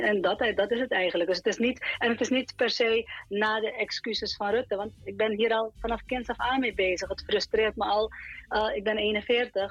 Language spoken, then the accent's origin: Dutch; Suriname; ik zie mezelf als Surinamer. Hè? Dus ik ben in eerste instantie Surinamer.